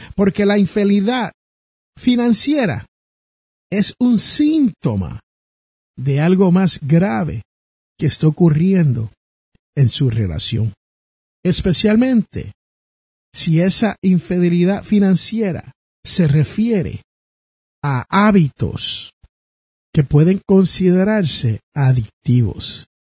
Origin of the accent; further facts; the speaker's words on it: Jersey City, New Jersey, United States; su servidor es nacido en Jersey City, New Jersey